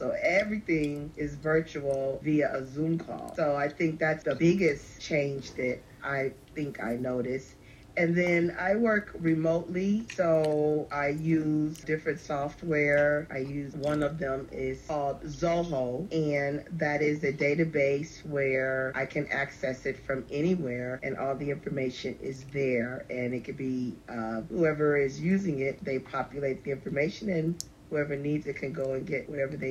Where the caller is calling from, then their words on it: Los Angeles, California, United States; I'm calling from Los Angeles, California, where I reside.